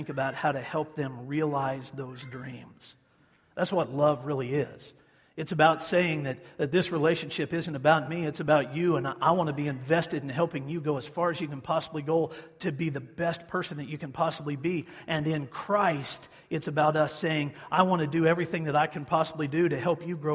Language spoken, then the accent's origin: English; Hutchinson, Kansas, United States; my hometown of Hutchison